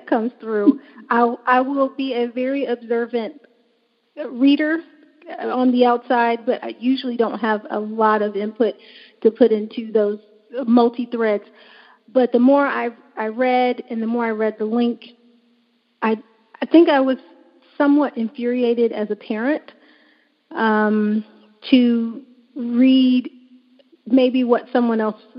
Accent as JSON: {"language": "English", "town": "Atlanta", "region": "Georgia", "country": "United States", "tie": "born or raised there", "also_born_or_lived": "West Coast / California", "moved": "as an adult", "said": "I was raised in Atlanta, but did all of my training on the West Coast"}